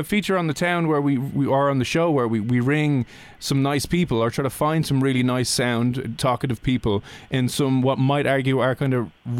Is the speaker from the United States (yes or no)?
no; Dublin, Leinster, Ireland; Oh, we're from Dublin in Ireland